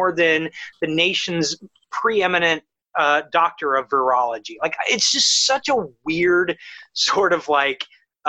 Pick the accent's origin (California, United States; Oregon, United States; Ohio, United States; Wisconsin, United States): Ohio, United States; moved away; I'm from Ohio